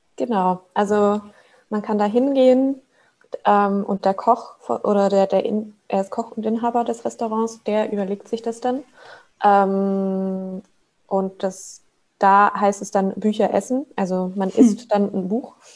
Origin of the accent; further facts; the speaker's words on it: Switzerland; moved away as an adult; also born or lived in Hamburg; now in Berlin, Germany; ich komme ursprünglich aus der Schweiz ähm, habe da auch mit 16 halt meine erste Ausbildung gemacht als Buchhändlerin.